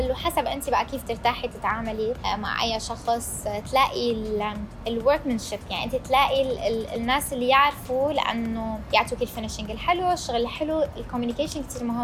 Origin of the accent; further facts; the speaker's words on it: Syria; now in Dubai, United Arab Emirates; انا مم. سوريه